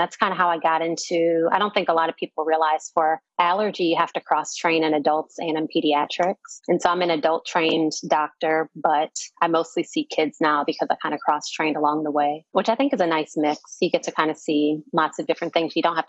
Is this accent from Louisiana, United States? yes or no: yes; New Orleans, Louisiana, United States; moved away as an adult; also born or lived in Providence, Rhode Island / Washington, D.C.; I'm from New Orleans, Louisiana. I'm from Uptown New Orleans, Louisiana, if we want to be very specific with it. but born and raised, and I left for college.